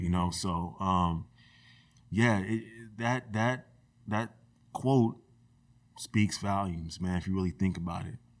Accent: Rosemont, California, United States; I grew up in Rosemont

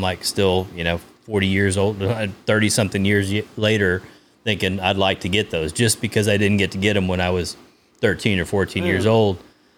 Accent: Brownsville, Texas, United States; I was in Brownsville, Texas.

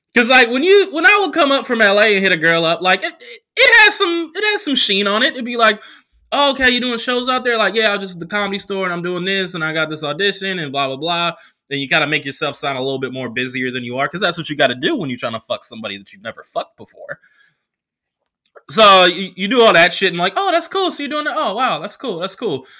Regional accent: Oakland, California, United States; also born or lived in New York; now in Los Angeles, United States; I came back, uh, to Oakland from L A for Thanksgiving

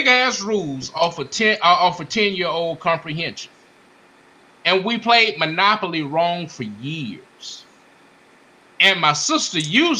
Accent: Beaumont, Texas, United States; moved away; I'm from Beaumont. I ain't in Beaumont

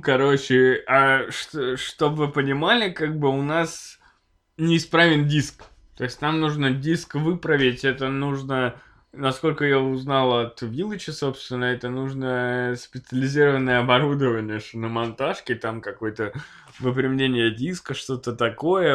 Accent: Chelyabinsk, Chelyabinsk Oblast, Russia; мы все из Челябинска

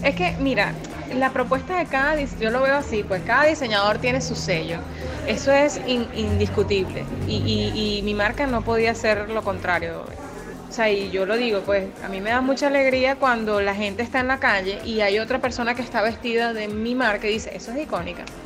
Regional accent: Venezuela; somos venezolanas

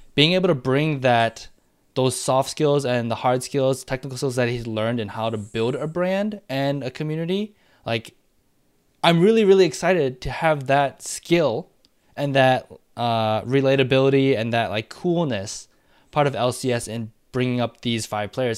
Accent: Michigan, United States; moved away; also born or lived in Madison, Wisconsin; I was born in Michigan, so I'm a, like, I'm a, you know, a Wolverine

